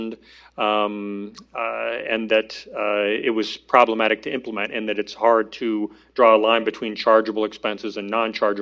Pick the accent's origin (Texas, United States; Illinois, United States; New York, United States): Illinois, United States; moved away; it's my home state.